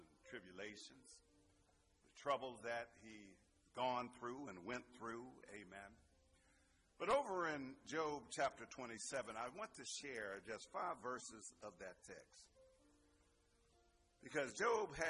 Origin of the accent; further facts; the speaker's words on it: Pittsburgh, Pennsylvania, United States; I'm from Pittsburgh. Some of that Berg might come out in me.